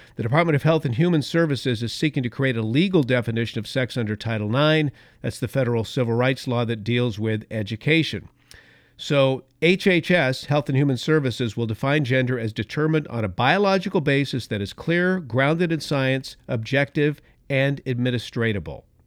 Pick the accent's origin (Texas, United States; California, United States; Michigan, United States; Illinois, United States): California, United States; Los Angeles; now in Northern California, United States; I was born in East Los Angeles. I know that I wore the Dodger blue as a kid, uh, but now I live up here and I've lived most of my years up here